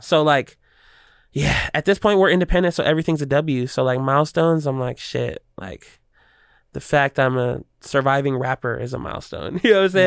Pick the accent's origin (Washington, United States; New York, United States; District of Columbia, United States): Washington, United States; Seattle; I'm a native kid, and I'm a Seattle kid